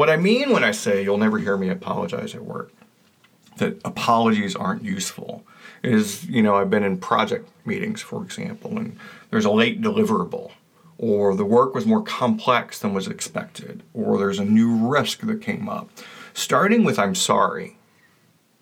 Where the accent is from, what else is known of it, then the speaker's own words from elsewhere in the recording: the South, United States; I was raised in the South